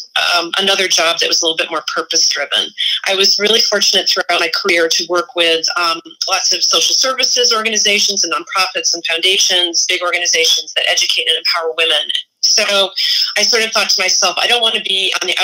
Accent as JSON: {"language": "English", "region": "Massachusetts", "country": "United States", "said": "I'm from Massachusetts, so I also have this weird Yankee thing"}